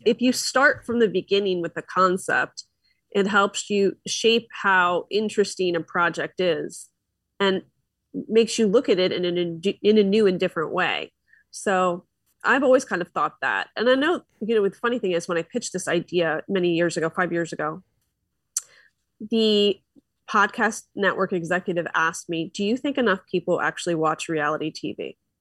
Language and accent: English; Philadelphia, Pennsylvania, United States; now in Orange County, United States; I'm from Philly, and I'm still a Philly girl